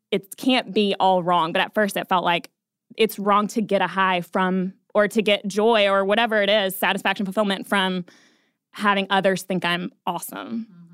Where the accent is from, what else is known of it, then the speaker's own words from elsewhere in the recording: Atlanta, Georgia, United States; now in Nashville, United States; I'm from Atlanta originally.